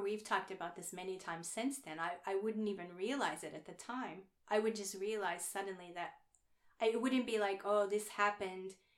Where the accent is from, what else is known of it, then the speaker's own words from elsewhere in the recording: Oklahoma, United States; moved away; I'm from Oklahoma